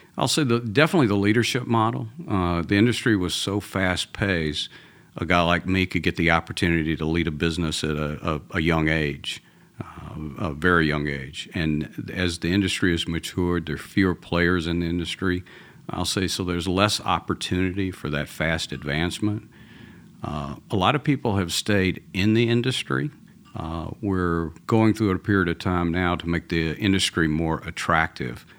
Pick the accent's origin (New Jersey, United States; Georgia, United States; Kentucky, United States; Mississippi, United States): Georgia, United States; Atlanta; accent: Georgia; now in Texas, United States; I'm originally from Atlanta, from uh, a, Southern boy. So even though I live in Texas now, this is a Georgia accent